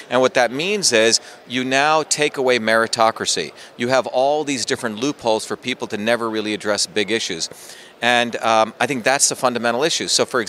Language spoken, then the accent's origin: English; India; now in United States; You know, I came from India with nothing, went through the public school systems where I invented the first email system as a 14-year-old kid